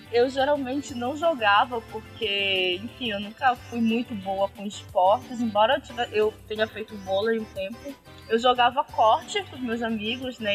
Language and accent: Portuguese; North Region, Brazil